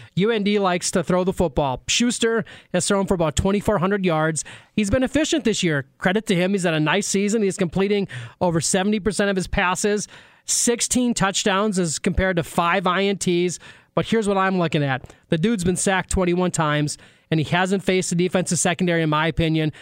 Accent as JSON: {"language": "English", "town": "Maddock", "region": "North Dakota", "country": "United States", "tie": "born or raised there", "said": "growing up in Maddock"}